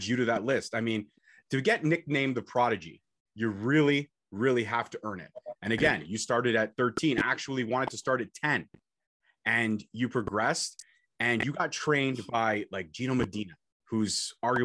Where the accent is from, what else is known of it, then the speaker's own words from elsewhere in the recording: Canada; I'm Canadian, got to rep Canada